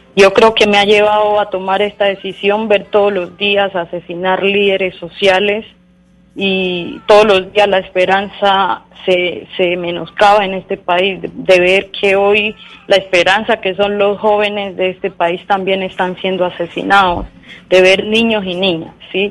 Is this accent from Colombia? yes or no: yes; Colombia; como colombianos y colombianas